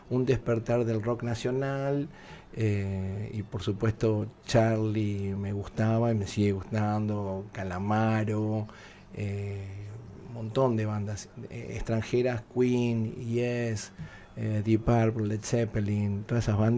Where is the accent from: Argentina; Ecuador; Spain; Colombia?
Argentina; now in Miami, United States; Argentos a, morir porque todos los domingos está el asadito, nos juntamos en la familia, todos